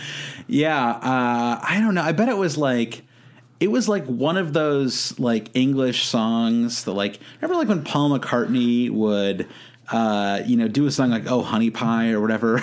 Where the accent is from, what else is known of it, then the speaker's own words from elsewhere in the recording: United States; as an American